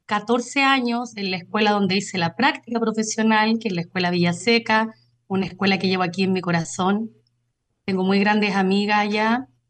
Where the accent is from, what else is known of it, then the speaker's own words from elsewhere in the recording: Buin, Santiago Metropolitan, Chile; now in Paine, Chile; yo soy nacida y creada en Wynn